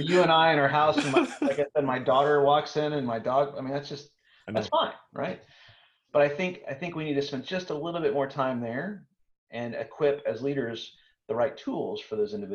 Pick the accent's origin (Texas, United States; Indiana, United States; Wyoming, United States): Texas, United States; I'm from Texas